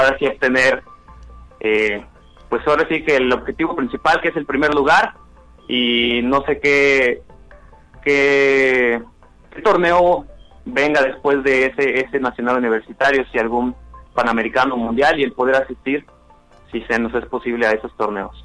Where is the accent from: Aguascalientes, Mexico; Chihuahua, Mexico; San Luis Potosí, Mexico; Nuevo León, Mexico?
San Luis Potosí, Mexico; Rioverde; soy de Río Verde, estaba entrenando en Río Verde